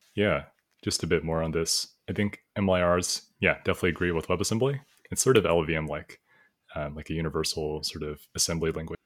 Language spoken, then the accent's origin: English; United States; I was born here in the United States, I studied a bit before in China, in elementary school and middle school during summers, uh, just for a month.